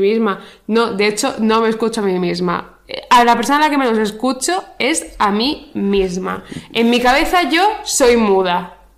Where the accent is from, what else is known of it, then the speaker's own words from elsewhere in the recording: Region of Murcia, Spain; Soy murciana